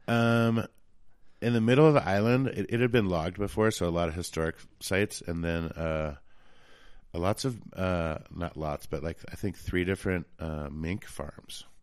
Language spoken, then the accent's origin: English; Jackson, Wyoming, United States; also born or lived in Laramie, Wyoming / Elk Mountain, Wyoming / Riverton, Wyoming / Bitterroot Valley, Montana; now in Victor, United States; Jackson. So that's pretty much where I grew up was, uh, in Wyoming.